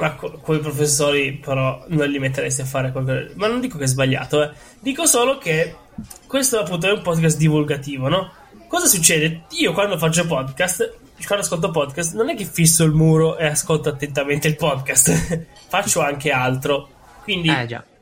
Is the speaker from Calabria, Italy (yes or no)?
no; Rome, Lazio, Italy; sono romano